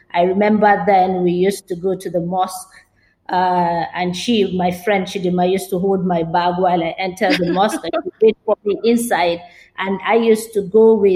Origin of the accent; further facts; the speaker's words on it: Kano, Kano State, Nigeria; I was born and brought up, yes, in Kano from a traditional Fulani, I can call it House of Fulani home